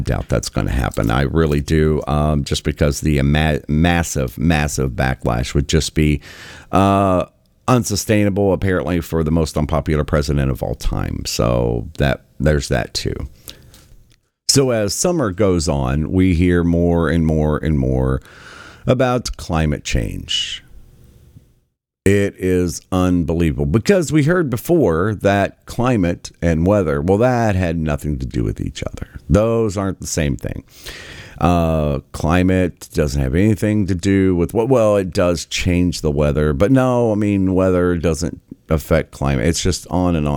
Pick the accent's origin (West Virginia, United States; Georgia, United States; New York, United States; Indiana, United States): West Virginia, United States; Southern; I am from Southern West Virginia, born and raised, lived there for many decades.